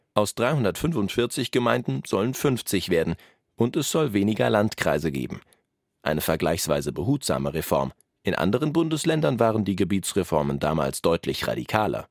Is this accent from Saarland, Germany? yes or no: yes; Saarbrücken, Saarland, Germany; Wir sind ganz klar Duttweilerer.